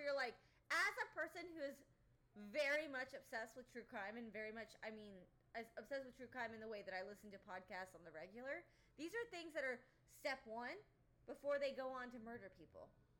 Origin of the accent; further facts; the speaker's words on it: Allen, Texas, United States; Lucas is where we grew up. Bailey and I grew up in Allen, McKinney area.